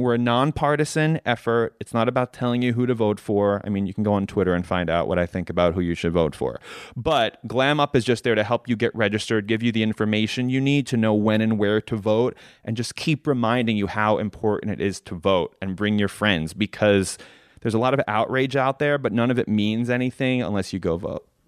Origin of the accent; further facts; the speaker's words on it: New York, United States; I grew up in New York